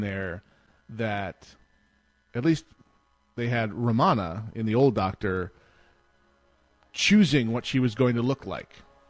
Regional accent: Western New York, United States; moved away; I grew up in Western New York

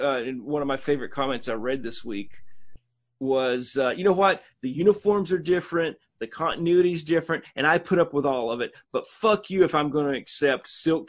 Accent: Huntsville, Alabama, United States; I tell people I'm from Bluntsville all the time.

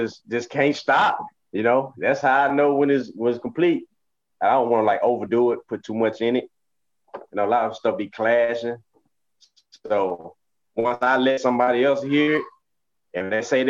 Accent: Indianola, Mississippi, United States; I'm from Indianola, Mississippi.

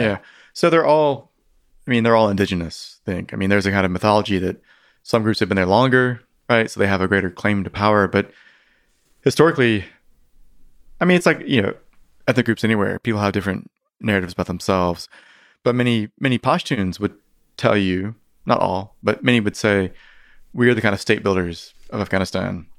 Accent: North Carolina, United States; now in California, United States; my hometown, you know, North Carolina

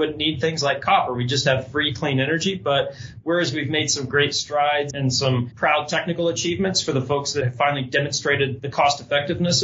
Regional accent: West Virginia, United States; now in Boulder, United States; I grew up in West Virginia

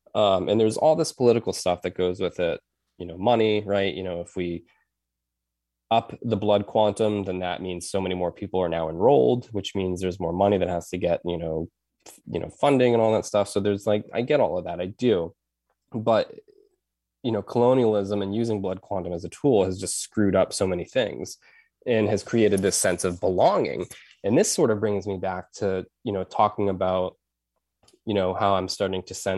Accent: United States; because I grew up on the Res and I had friends whose parents had married in and they were not Native at all.

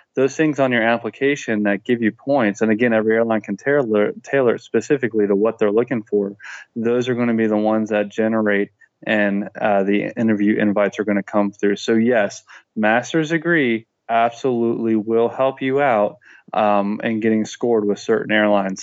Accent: Florida, United States; growing up in Florida

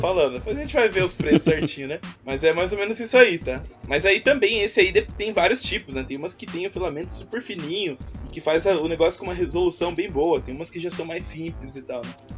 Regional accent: Curitiba, Paraná, Brazil; sou curitibano

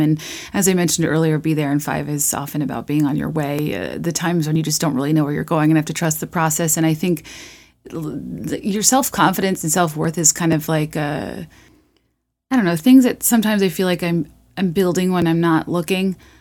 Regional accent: Virginia, United States; now in Chicago, United States; I grew up in Virginia, and it's been interesting living here for a while

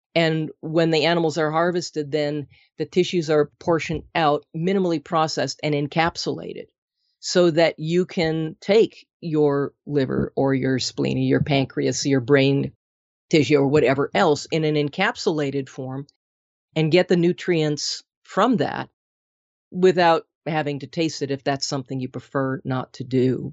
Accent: Minnesota, United States; moved away; I'm originally from Minnesota

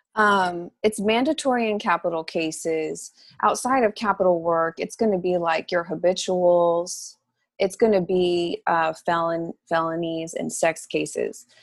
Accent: Lubbock, Texas, United States; moved away as an adult; now in Houston, United States; I was born and raised in Lubbock, and I graduated from Texas Tech

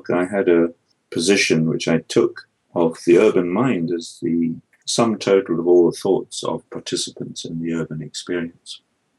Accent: Scotland, United Kingdom; I'm a product of the Scottish Enlightenment. I come from Scotland.

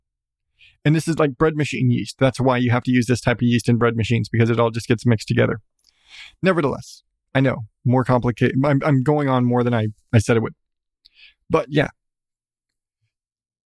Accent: United States; I'm American

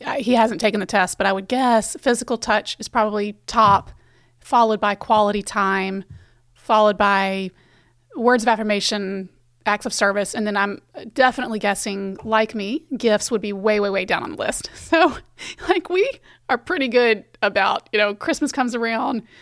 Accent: the South, United States; I grew up in the South

